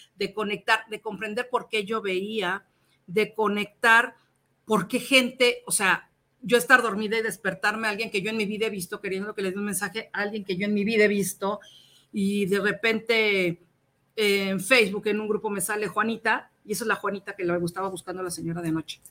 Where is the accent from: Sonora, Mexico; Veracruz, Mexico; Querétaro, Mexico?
Querétaro, Mexico; now in Mexico City, Mexico; Yo soy queretana. Llego a vivir a México